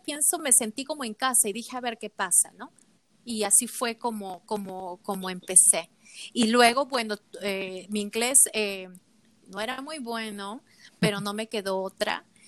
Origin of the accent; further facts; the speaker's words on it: Lima, Peru; moved away as an adult; now in United States; soy de Lima, donde nací, crecí